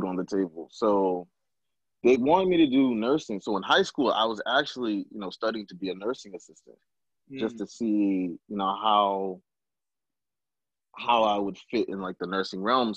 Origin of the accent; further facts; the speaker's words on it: Berrien Springs, Michigan, United States; moved away as an adult; also born or lived in Zimbabwe / Maryland / Richmond, Virginia; I'm originally from Zimbabwe, but I grew up in Michigan